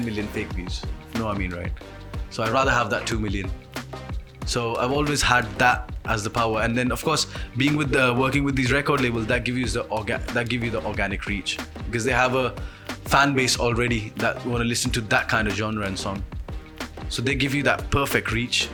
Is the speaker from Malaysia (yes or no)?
no; Punjabi from India, India; moved away as an adult; now in United Kingdom; I'm a Punjabi from India who came to UK to study and like spend some time